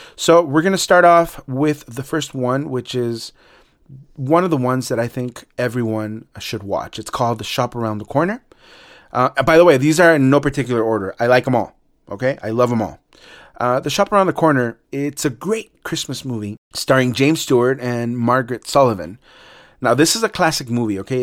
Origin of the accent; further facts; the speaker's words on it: Mexico City, Mexico; moved away; y también en México, en el D F, my hometown